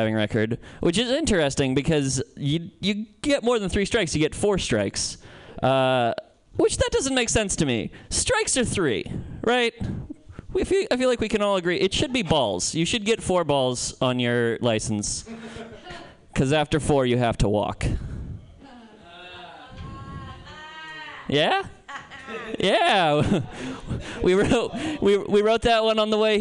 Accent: Santa Cruz, California, United States; moved away; I'm from Santa Cruz

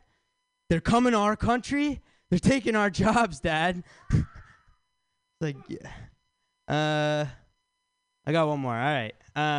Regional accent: Michigan, United States; now in San Francisco, United States; I'm from Michigan

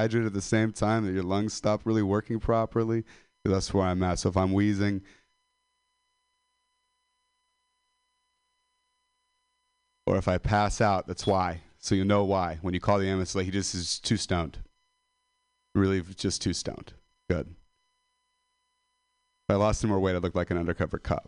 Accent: Modesto, California, United States; I'm a dropout from Modesto

